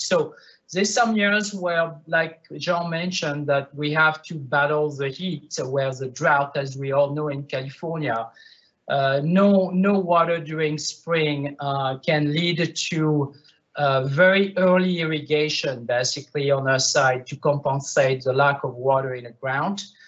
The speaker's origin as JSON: {"language": "English", "town": "Bordeaux", "region": "Nouvelle-Aquitaine", "country": "France", "accent": "French", "second_language": "English", "moved": "yes", "said": "I'm French. Yes, I'm from Bordeaux"}